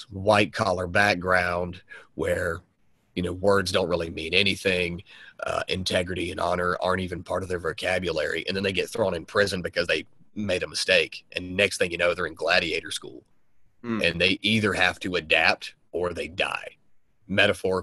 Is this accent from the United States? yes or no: yes; the South, United States; growing up in the South